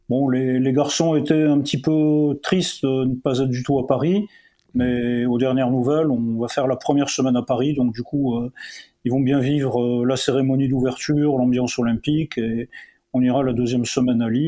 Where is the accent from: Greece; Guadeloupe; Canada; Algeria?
Algeria; Chlef, Chlef Province; une famille pied noir. Hein, voilà, je suis né euh, en Algérie, à Orléansville, sur les hauts plateaux.